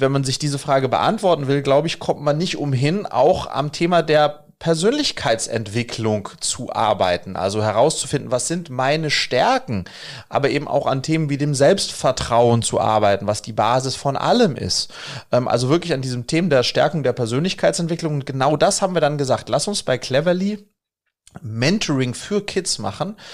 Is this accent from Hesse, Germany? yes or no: yes; Wiesbaden, Hesse, Germany; ich bin in Wiesbaden groß geworden